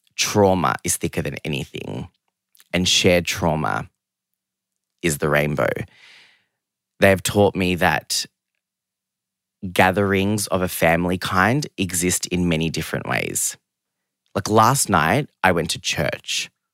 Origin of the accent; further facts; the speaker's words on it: Geelong, Victoria, Australia; English is a second language; also born or lived in London; I grew up in Geelong, which I love.